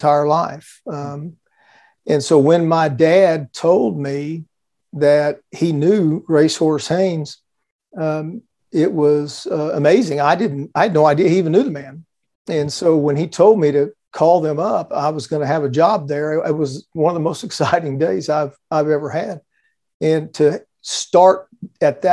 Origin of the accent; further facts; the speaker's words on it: Houston, Texas, United States; I grew up here in Houston, Texas, where I've lived my entire life